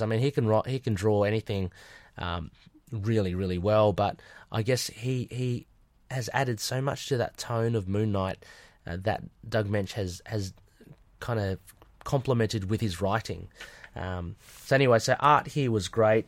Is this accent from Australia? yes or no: yes; Australia; I'm Australian